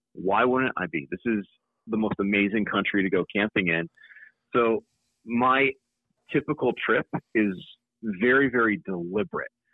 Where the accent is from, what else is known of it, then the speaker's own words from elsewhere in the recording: Connecticut, United States; moved away as an adult; also born or lived in Utah; now in North Carolina, United States; I still go hunting in my home state of Connecticut